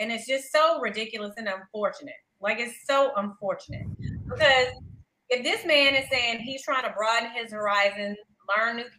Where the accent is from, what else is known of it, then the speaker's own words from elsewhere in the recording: the South, United States; I'm someone from the South. And she said some disparaging things about how we sound and how we talk